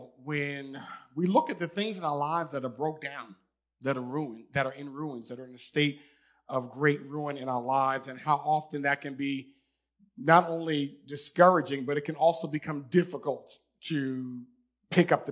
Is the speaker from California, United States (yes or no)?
no; New York, United States; moved away as an adult; I'm from New York